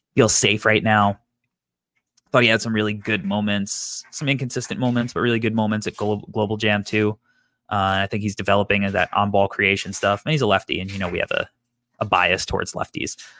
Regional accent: New York, United States; when you're from New York. It's, like, a big part of New York culture for us growing up

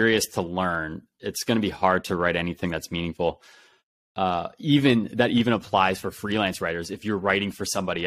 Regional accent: Ohio, United States; I grew up in Ohio

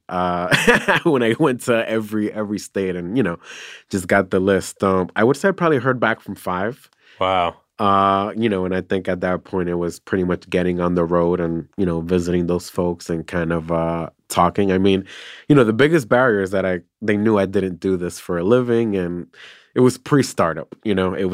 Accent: New York City, New York, United States; I'm from New York City.

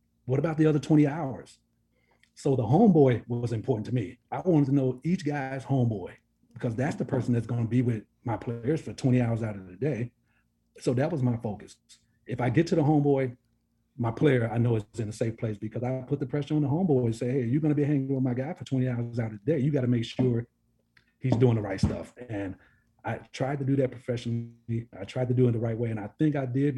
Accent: Chicago, Illinois, United States; born or raised there

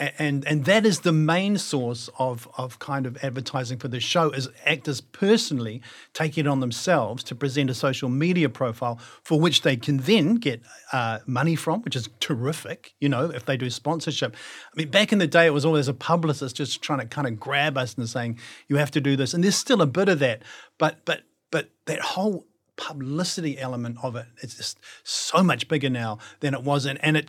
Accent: London, United Kingdom; born there; And I was born in London. And so there was going to be no problems for me working there.

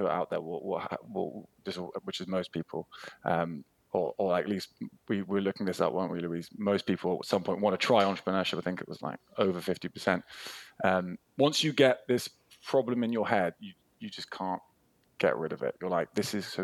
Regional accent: United Kingdom; as a Brit

